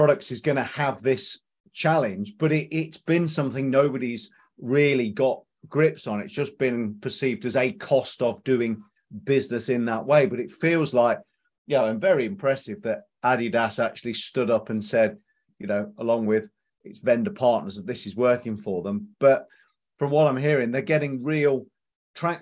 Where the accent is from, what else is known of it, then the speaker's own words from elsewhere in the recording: Leicester, East Midlands, United Kingdom; Strange Leicester connection. That's my hometown as well